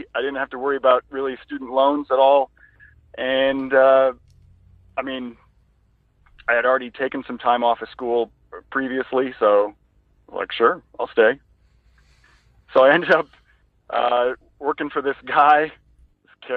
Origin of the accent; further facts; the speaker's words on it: North Dakota, United States; moved away as an adult; also born or lived in Minnesota / Mexico; I grew up in North Dakota, south of Fargo, about an hour.